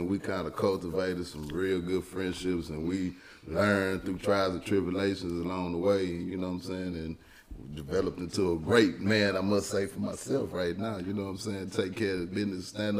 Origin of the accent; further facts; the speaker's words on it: Houston, Texas, United States; I grew up in Southeast Houston, man, in Scarsdale area, you know what I'm saying, 45 South.